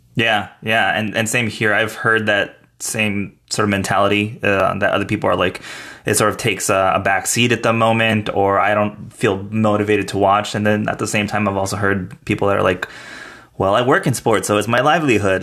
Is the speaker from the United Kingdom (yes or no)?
no; El Paso, Texas, United States; now in Austin, United States; my hometown of El Paso